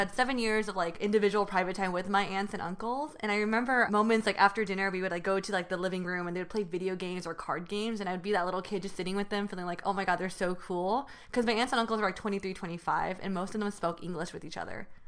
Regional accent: Union City, California, United States; first language Mandarin and Taiwanese; English is a second language; I grew up in Northern California in Union City

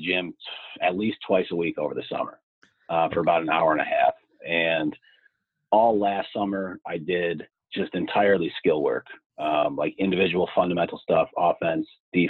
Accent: Scranton, Pennsylvania, United States; I am from Scranton, Pennsylvania, so northeast part of Pennsylvania.

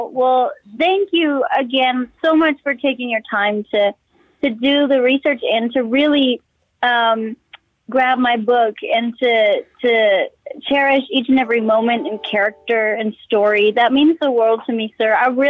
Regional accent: Texas, United States; he gave me that chance to perform around my hometown and, you know, all over Texas.

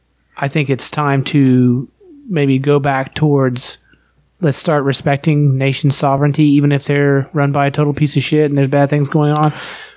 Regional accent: West Virginia, United States

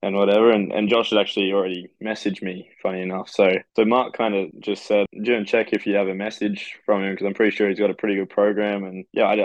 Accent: Queensland, Australia; moved away as an adult; now in South Carolina, United States; growing up in Australia

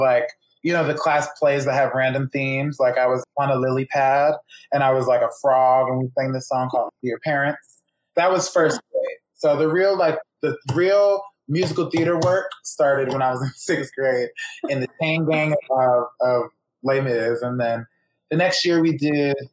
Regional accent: Philadelphia, Pennsylvania, United States; moved away as an adult; also born or lived in New York City; now in Los Angeles, United States; I was born in Philadelphia and went to college in New York City and kind of stayed there for a few years after college

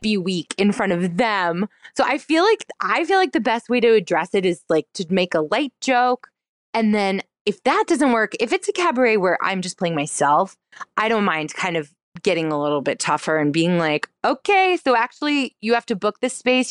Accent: North Carolina, United States; I'm from North Carolina

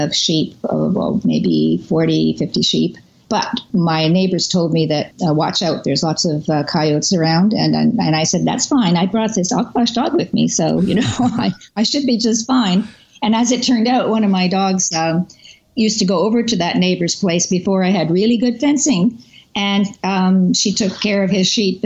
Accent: Canada; also born or lived in Kansas; I'm originally from, I am from Canada. I am a Canadian

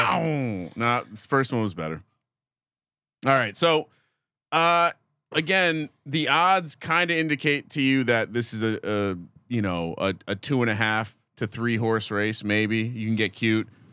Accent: New Jersey, United States; I grew up in New Jersey

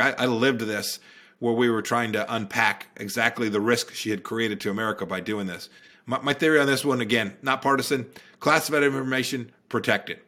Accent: Santa Ana, California, United States; moved away as an adult; now in Virginia, United States; I grew up in Santa Ana, California.

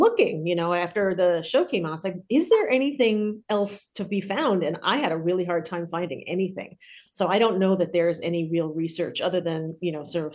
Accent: slightly north of New York City, United States; I grew up in a very WASPy, conservative, straight edge community, very slightly north of New York City.

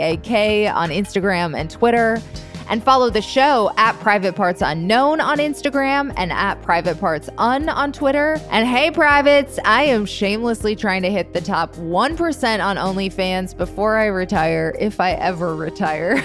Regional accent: Midwest, United States; moved away; I'm actually from the Midwest, and we are a surprisingly horny bunch

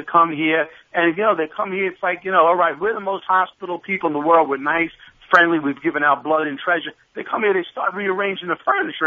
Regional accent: New York City, New York, United States; I'm a Bronx boy.

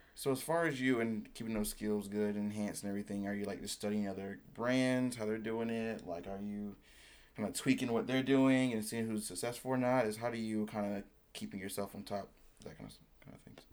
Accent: High Point, North Carolina, United States; also born or lived in Greensboro; I grew up in High Point

